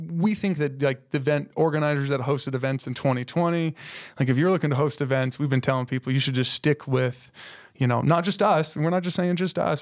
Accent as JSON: {"language": "English", "town": "Colorado Springs", "region": "Colorado", "country": "United States", "tie": "born or raised there", "moved": "as an adult", "lives_now": "Moab, United States", "said": "we're from Colorado. So all yeah. the races that we have in Colorado Springs, those are the places I grew up"}